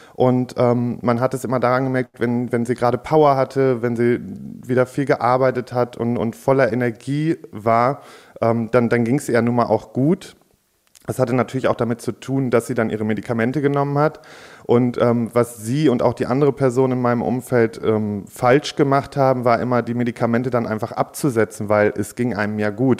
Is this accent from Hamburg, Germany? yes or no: no; Warendorf, North Rhine-Westphalia, Germany; ich bin in Warndorf ja sogar direkt auf dem Landgestüt groß geworden